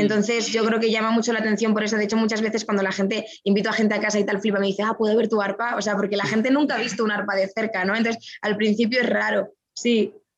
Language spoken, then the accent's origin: Spanish; Madrid, Community of Madrid, Spain; moved away; also born or lived in Guadalajara, Spain; yo nací en Madrid. La gente se ríe mucho cuando yo digo que soy madrileña